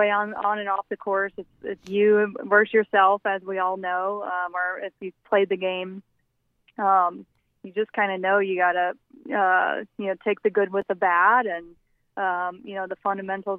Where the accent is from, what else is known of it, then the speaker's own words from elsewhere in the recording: Southern Illinois, United States; I'm from Southern Illinois, the youngest of six with five older brothers. And, you know, we played every sport, you know, in the neighborhood and at the local park